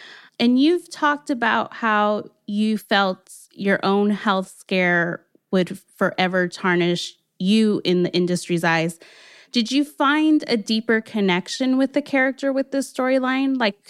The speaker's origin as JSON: {"language": "English", "town": "Los Angeles", "region": "California", "country": "United States", "tie": "born or raised there", "said": "I am from L.A., born and raised."}